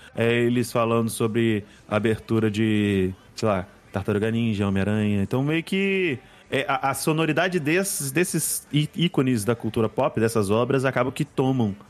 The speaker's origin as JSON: {"language": "Portuguese", "town": "Cachoeiro de Itapemirim", "region": "Espírito Santo", "country": "Brazil", "also_born_or_lived": "Vila Velha", "moved": "as an adult", "said": "quando eu saí de Cachoeiro, vim pra, a faculdade, vim fazer faculdade em Vila Velha"}